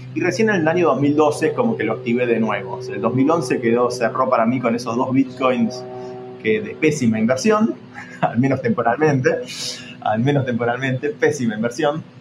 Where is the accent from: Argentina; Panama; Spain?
Argentina; viniendo sobre todo de un país como Argentina